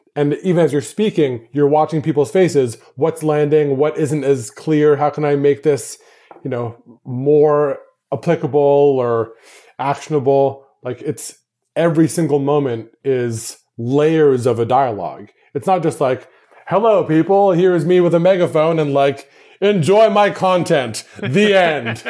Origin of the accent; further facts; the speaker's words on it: Canada; moved away as an adult; my hometown, to Canada